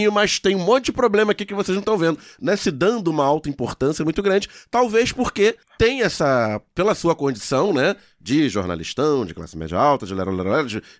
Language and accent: Portuguese; São Paulo, Brazil; Ah, eu sou paulistano, é, meu, mas acho, no Rio vale tudo.